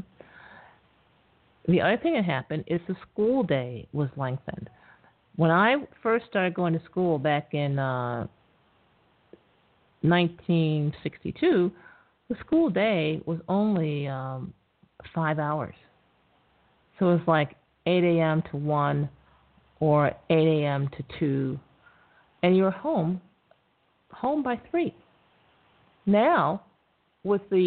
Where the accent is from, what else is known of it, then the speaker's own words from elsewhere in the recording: New York, United States; I'm from New York